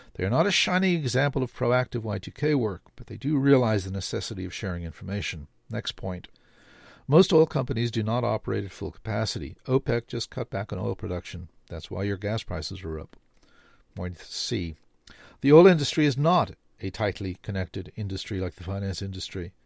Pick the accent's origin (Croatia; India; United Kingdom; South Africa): South Africa; now in Canada; I grew up in South Africa